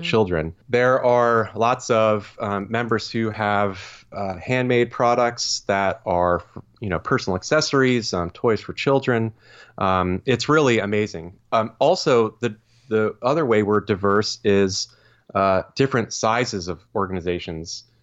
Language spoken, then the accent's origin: English; Vermont, United States; moved away as an adult; also born or lived in Stowe, Vermont / Burlington, Vermont / Cleveland, Ohio; now in Lancaster, Pennsylvania, United States; born and raised in the great state of Vermont